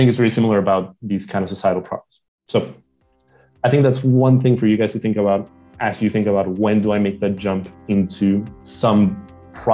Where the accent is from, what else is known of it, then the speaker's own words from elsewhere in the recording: Lima, Peru; moved away; also born or lived in San Francisco / Johannesburg; I'm from Lima.